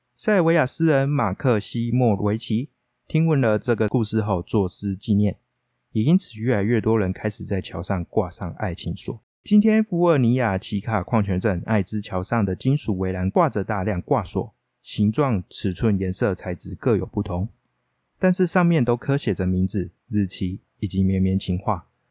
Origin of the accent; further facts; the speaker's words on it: northern Taiwan, Taiwan; 纵使我是北部人，但我还是不喜欢吃油饭